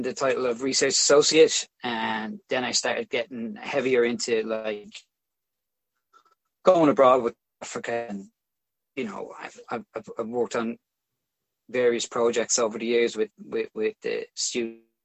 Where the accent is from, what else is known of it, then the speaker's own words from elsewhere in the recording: Dublin, Leinster, Ireland; So I grew up in Crumlin, which is a pretty working class area of Dublin